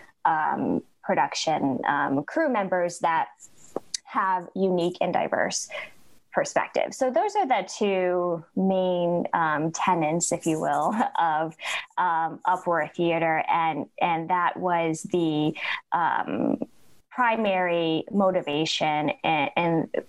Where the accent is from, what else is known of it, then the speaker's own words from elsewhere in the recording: upstate New York, United States; moved away as an adult; now in Mississippi, United States; I am originally from upstate New York, so very far away from Jackson originally, but I moved to the area to work at Alcorn State University